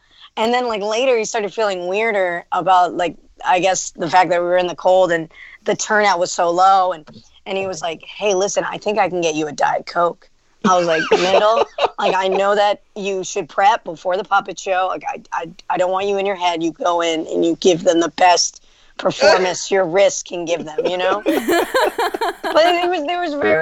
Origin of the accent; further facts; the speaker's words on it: New York, United States; as a New Yorker